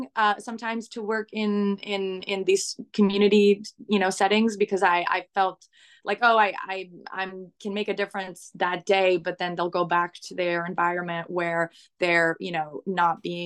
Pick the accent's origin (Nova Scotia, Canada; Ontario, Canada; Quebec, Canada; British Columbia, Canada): Quebec, Canada; Montreal; I was born in Montreal, in Canada